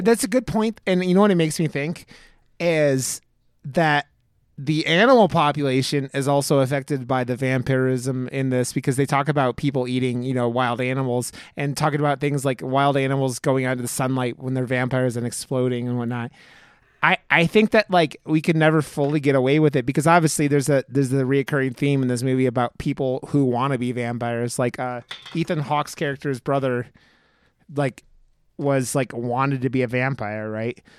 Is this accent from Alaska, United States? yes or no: no; Cleveland, Ohio, United States; now in Denver, United States; I live in Denver, and I grew up in Cleveland